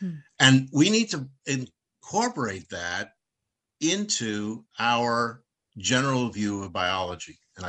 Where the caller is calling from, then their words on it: Rockville, Maryland, United States; I'm in Rockville, Maryland, outside of Washington, D.C.